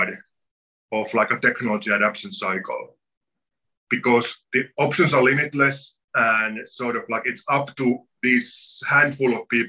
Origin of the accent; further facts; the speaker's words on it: Finland; moved away as an adult; also born or lived in New York; now in Connecticut, United States; I come from Finland, where a lot of people are in touch with the forest on a daily basis